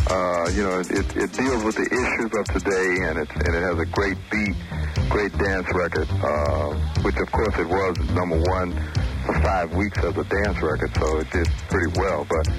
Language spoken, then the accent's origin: English; Chicago, Illinois, United States; now in Los Angeles, United States; I'm from Chicago also.